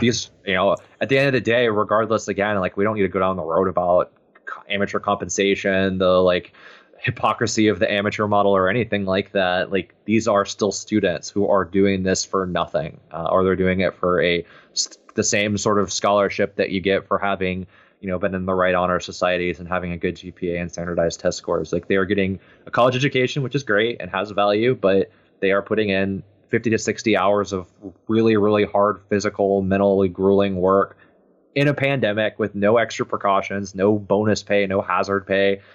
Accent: Texas, United States; born and raised in Texas

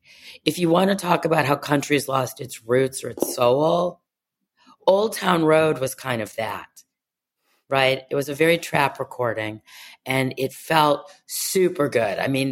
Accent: Cleveland, Ohio, United States; and I grew up in Cleveland, Ohio, where people didn't see us either.

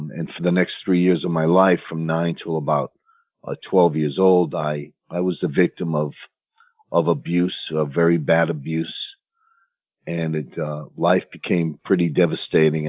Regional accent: New London, Connecticut, United States; I grew up in New London, Connecticut, which was basically a middle class working area

